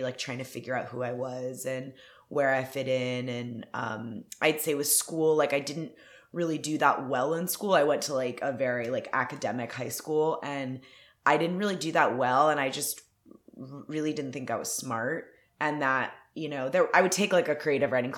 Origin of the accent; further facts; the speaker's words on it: Atlanta, Georgia, United States; now in Los Angeles, United States; I'm from Atlanta. I grew up in like a suburb of Atlanta.